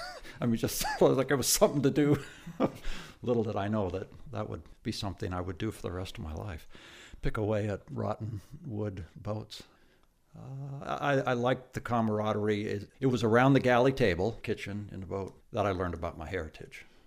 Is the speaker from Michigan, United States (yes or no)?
no; Tacoma, Washington, United States; my hometown, Tacoma, Washington.